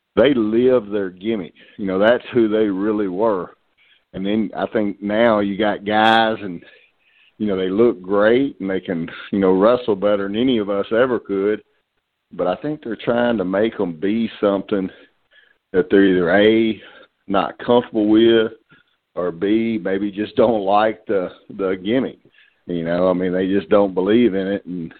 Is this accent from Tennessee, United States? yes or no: yes; Memphis, Tennessee, United States; I grew up in Memphis